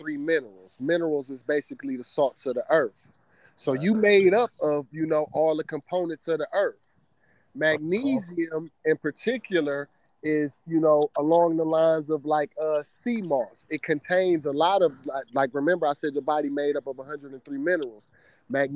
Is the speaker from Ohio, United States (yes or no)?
yes; Cleveland, Ohio, United States; moved away as an adult; now in Broward County, United States; I'm from Cleveland, Ohio, originally. Me and my wife and my two kids, we just moved down here to Broward